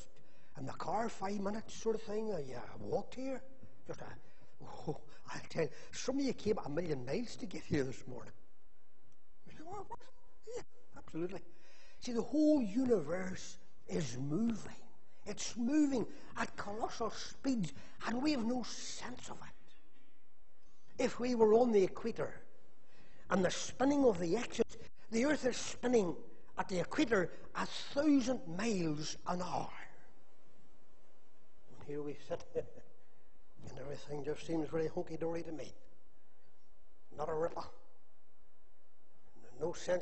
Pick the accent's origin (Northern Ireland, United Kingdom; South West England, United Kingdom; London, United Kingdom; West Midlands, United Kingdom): Northern Ireland, United Kingdom; Magherafelt; Whenever I was a wee boy, growing up in Macclesfield